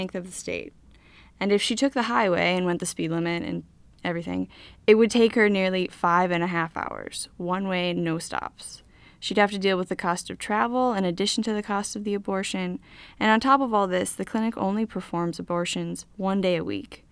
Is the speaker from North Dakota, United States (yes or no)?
yes; Bismarck, North Dakota, United States; I grew up in Bismarck, North Dakota